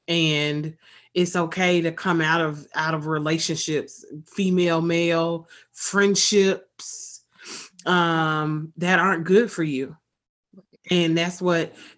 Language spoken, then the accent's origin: English; Atlanta, Georgia, United States; I am born and raised in Atlanta, Georgia. Product of Atlanta Public Schools